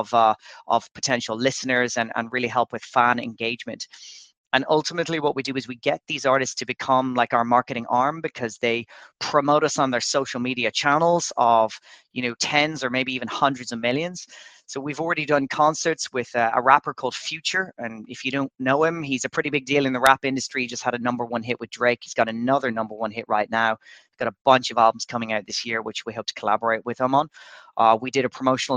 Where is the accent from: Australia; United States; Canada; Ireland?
Ireland; Dublin, Leinster; moved away as an adult; now in Dubai, United Arab Emirates; I'm actually Irish. I'm from Dublin, but I've been living in Dubai for about the last 3 years